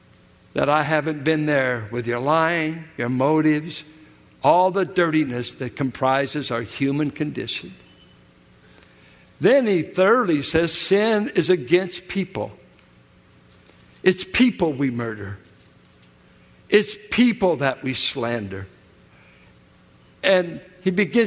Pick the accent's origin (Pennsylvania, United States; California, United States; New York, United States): California, United States; Richmond; where I grew up in Richmond, 6th and Cutting, south of Carlson